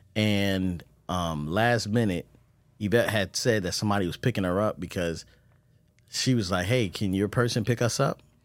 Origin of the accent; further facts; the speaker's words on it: Baltimore, Maryland, United States; moved away; I'm coming from Baltimore.